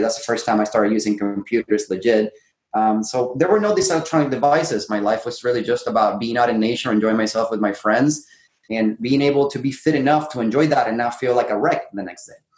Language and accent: English; Puerto Rico; moved away as an adult; now in San Diego, United States; I grew up in Puerto Rico